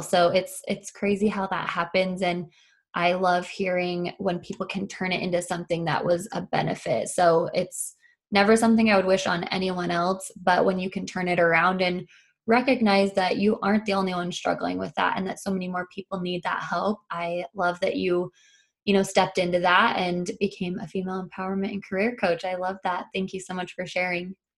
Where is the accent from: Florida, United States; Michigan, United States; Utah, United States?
Utah, United States; Logan; my hometown, which is Logan, Utah.